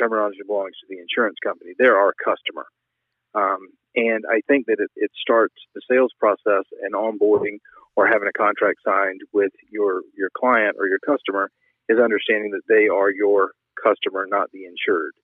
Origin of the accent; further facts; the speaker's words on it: Savannah, Georgia, United States; also born or lived in Manchester, New Hampshire; now in New Hampshire, United States; originally from Savannah, Georgia, but I work up in New Hampshire now